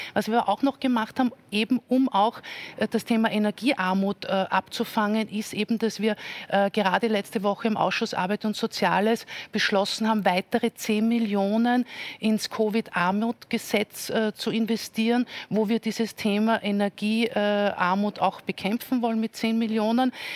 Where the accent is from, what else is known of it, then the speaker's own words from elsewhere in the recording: Salzburg, Austria; nach Salzburg schaue, wo ich herkomme